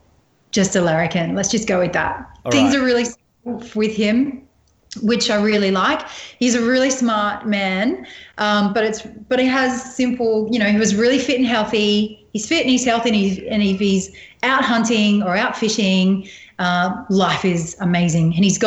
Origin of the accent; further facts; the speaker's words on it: Australia; really natural looking photograph about just being the Aussie survivor.